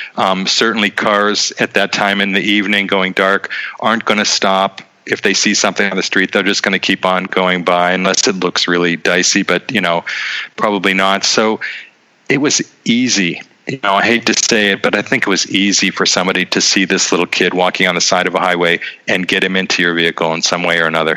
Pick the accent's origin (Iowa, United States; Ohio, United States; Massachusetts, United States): Ohio, United States; Boardman; moved away as an adult; also born or lived in Youngstown, Ohio / New York / Vienna, Austria; now in Prague, Czech Republic; I was born in Youngstown, grew up in Boardman